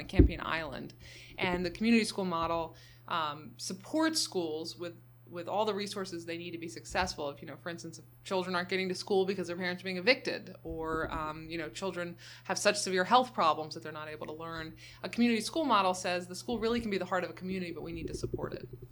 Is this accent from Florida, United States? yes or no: no; Baltimore, Maryland, United States; I was born and raised in Baltimore City and have lived there as an adult